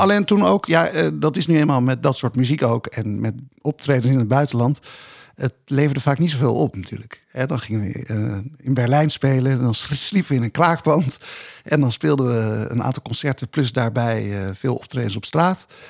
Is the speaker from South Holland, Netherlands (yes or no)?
yes; Rotterdam, South Holland, Netherlands; also born or lived in Dordrecht; toevallig in Dordrecht dan geboren, maar in Rotterdam opgegroeid.